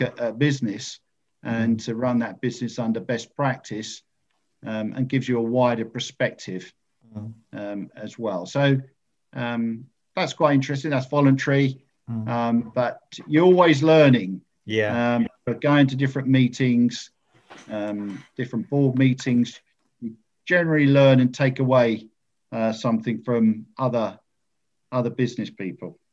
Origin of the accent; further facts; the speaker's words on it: Ingatestone, East of England, United Kingdom; now in Colchester, United Kingdom; I was brought up in Ingatestone, just outside Chelmsford